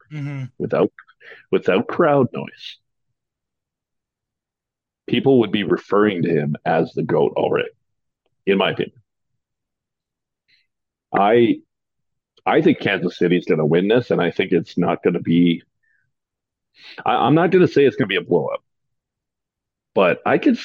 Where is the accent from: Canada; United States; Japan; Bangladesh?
Canada; I'm Canadian